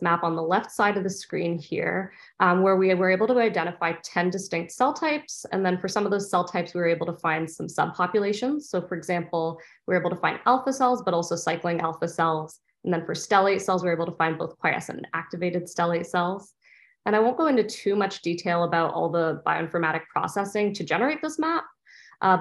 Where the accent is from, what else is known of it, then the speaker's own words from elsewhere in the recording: Canada; moved away as an adult; also born or lived in Ontario, Canada / Boston, United States; now in San Diego, United States; I'm originally from Canada